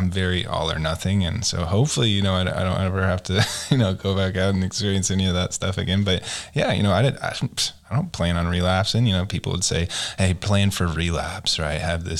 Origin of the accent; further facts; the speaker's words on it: Edmond, Oklahoma, United States; now in Oklahoma City, United States; I grew up in Edmond, which is just north of here in Oklahoma City.